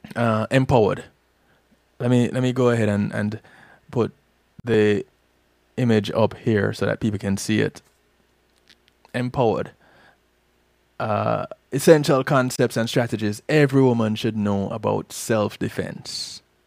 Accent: Jamaica; now in Florida, United States; I'm Jamaican

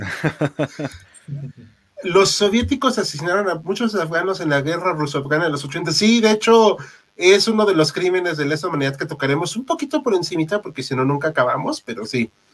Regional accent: Mexico; como mexicano

